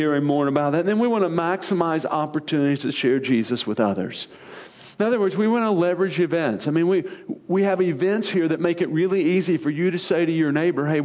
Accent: Arkansas, United States; moved away; growing up in Arkansas

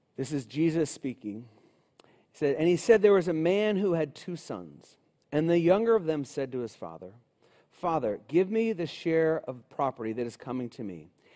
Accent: Cincinnati, Ohio, United States; I grew up in Cincinnati, uh, my whole life

